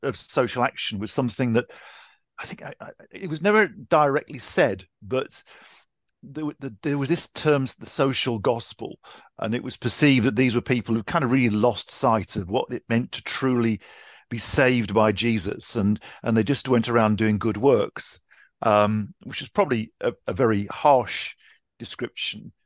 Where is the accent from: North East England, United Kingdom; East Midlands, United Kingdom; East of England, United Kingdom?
North East England, United Kingdom; Newcastle upon Tyne; now in Ashford, United Kingdom; I grew up in Newcastle